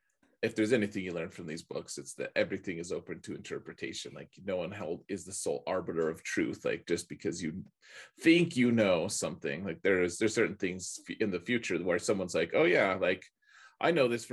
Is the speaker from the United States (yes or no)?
yes; Colorado, United States; Like, you know, or really, you know, it's like, oh, I'm from Colorado, you know, I'm